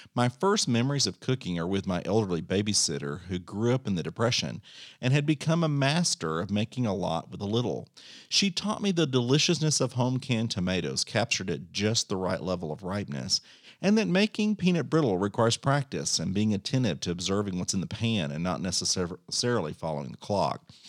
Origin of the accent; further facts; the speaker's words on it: Bosque County, Texas, United States; moved away as an adult; also born or lived in Iredell, Texas; now in Gillespie County, Texas, United States; I was born in Iredale, Texas, in the middle of the central Texas, and grew up on a small cattle ranch in Bosque County.